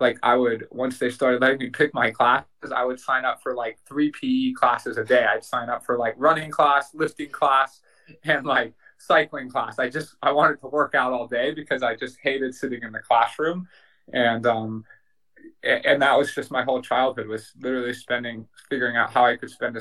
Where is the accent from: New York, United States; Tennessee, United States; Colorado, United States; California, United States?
Colorado, United States; Boulder; I grew up in Boulder, Colorado